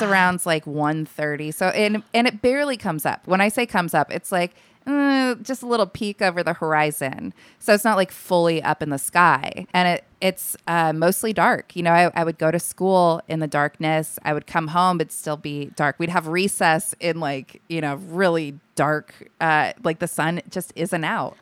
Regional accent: Alaska, United States; I was born and raised there

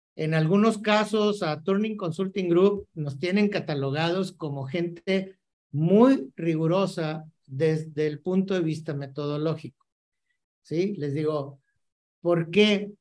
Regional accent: Mexico; cómo somos los mexicanos y los latinoamericanos

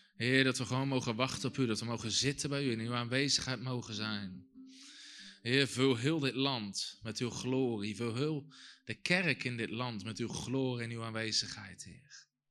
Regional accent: Netherlands; als Nederlanders

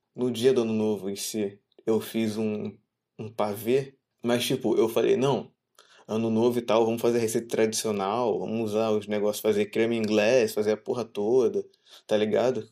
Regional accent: Brazil; sendo brasileiro

